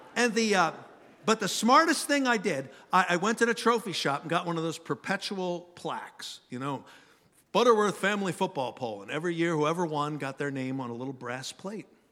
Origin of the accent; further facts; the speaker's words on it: Philadelphia, Pennsylvania, United States; Growing up in Philly, Dad worked on, uh, one of the railroads